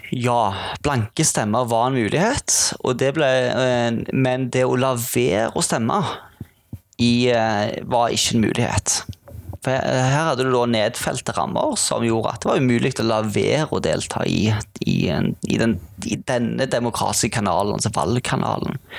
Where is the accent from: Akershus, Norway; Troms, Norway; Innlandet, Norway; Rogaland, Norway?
Rogaland, Norway; Sandnes; moved away as an adult; now in Bergen, Norway; jeg er jo ikke fra Bergen, jeg er fra Sandnes. Innflytta til Bergen